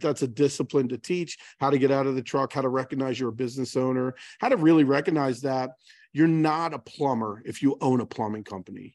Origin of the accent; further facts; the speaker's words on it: Baltimore, Maryland, United States; I'm born and raised in Baltimore